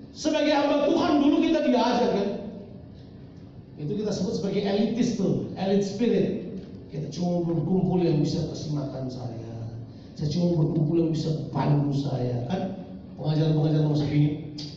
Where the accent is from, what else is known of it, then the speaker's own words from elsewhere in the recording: Ambon, Maluku, Indonesia; Saya orang Ambon dan saya lahir terburu-buru